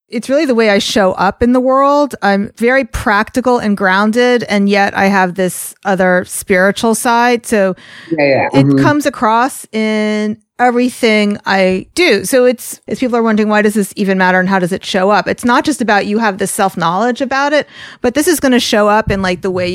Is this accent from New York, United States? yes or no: yes; New York, United States; accent: New York; I'm Jewish and I have this New York accent